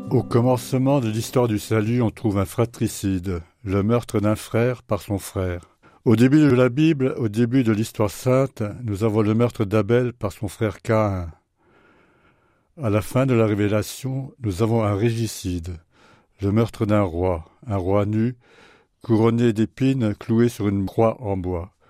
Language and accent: French; France; Chez nous, en France